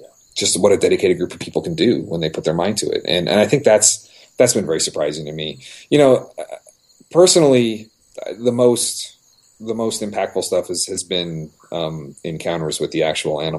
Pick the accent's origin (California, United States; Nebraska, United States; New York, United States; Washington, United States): California, United States; Los Angeles; I was a city boy. I grew up in Southern California, Los Angeles.